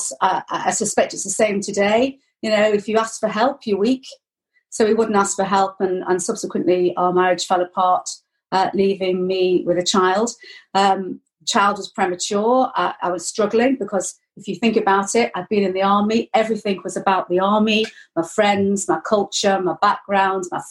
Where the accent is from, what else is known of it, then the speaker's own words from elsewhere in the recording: Chester, North West England, United Kingdom; moved away as an adult; also born or lived in Lichfield; now in Wrexham, United Kingdom; I came from Chester, which was a garrison town.